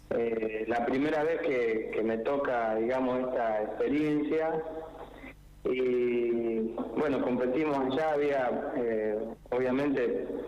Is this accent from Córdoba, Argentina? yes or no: no; La Pampa, Argentina; nuestra provincia es, eh, bueno, entre nosotros, entre los pampeanos.